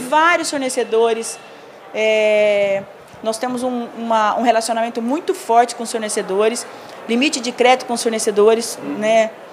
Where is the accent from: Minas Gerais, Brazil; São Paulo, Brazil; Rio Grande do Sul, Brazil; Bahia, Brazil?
São Paulo, Brazil; São José do Rio Preto; moved away as an adult; voltei para casa, que eu sou do interior de São Paulo, sou de São José do Rio Preto